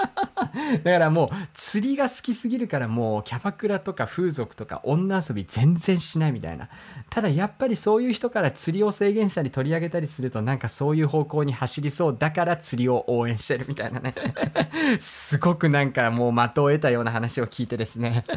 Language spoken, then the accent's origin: Japanese; Hokkaido, Japan; 僕が北海道出身ということがありますから